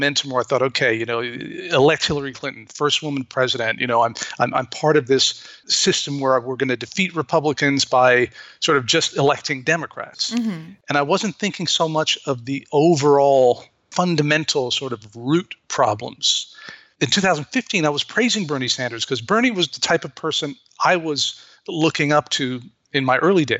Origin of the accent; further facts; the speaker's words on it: Beirut, Beirut Governorate, Lebanon; moved away as an adult; now in United States; I'm an American, but I grew up in Beirut. My dad was Lebanese, and I grew up